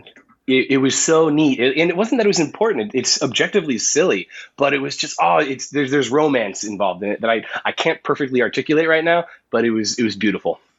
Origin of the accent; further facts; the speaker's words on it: United States; as an American